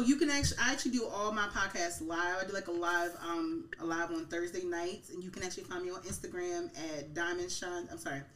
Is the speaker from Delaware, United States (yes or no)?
no; Baltimore, Maryland, United States; now in York, United States; I'm actually from Baltimore, Maryland